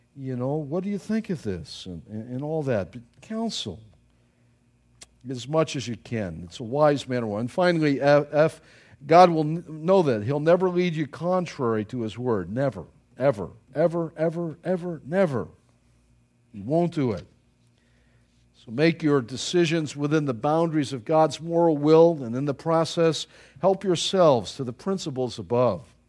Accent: Buffalo, New York, United States; moved away; I was from Buffalo

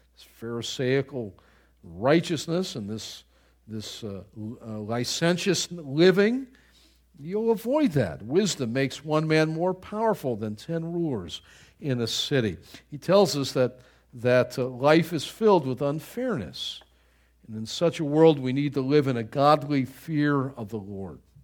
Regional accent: Buffalo, New York, United States; moved away; I grew up in Buffalo, New York, and the winters are so brutal up there

